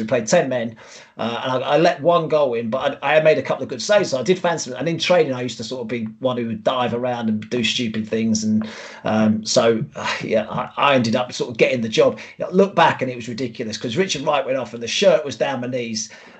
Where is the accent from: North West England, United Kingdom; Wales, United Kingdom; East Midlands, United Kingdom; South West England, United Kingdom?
North West England, United Kingdom; near Manchester; As a Man United fan growing up, I mean, I was born near Manchester. And I actually went to school with the Neville brothers, Gary and Phil Neville.